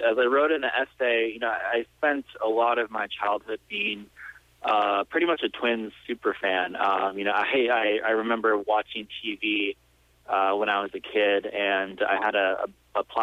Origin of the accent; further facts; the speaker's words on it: Minnesota, United States; I've always had a lot of pride in being a Midwesterner. I think, you know, being from the Minnesota area